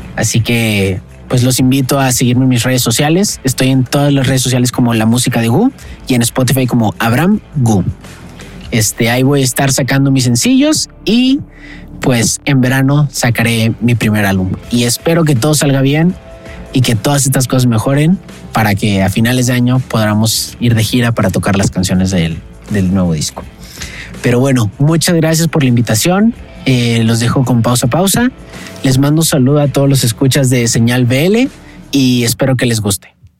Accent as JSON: {"language": "Spanish", "town": "Saltillo", "region": "Coahuila", "country": "Mexico", "moved": "yes", "lives_now": "Mexico City, Mexico", "said": "soy un cantautor de Saltillo, actualmente vivo en la Ciudad de México"}